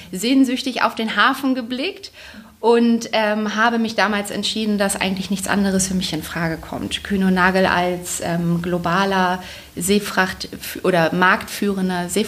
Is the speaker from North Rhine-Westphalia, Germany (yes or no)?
no; Bremen, Germany; also ursprünglich bin ich Bremerin, deswegen hat man das zum gewissen Teil schon im Blut